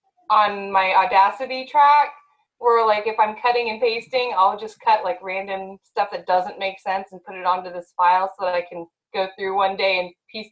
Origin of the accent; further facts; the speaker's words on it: Las Vegas, Nevada, United States; moved away as an adult; now in Kokomo, United States; I'm originally from Las Vegas and I didn't even know really what grass looked like, much less a tornado. So when I moved to Indiana, that was an experience. Right. Oh my gosh, I moved here December 2013